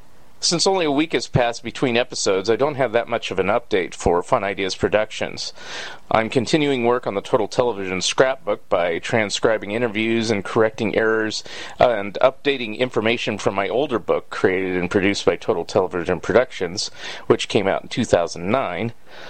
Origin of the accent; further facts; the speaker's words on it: Saratoga, California, United States; which is right next door to where I grew up in Saratoga, California.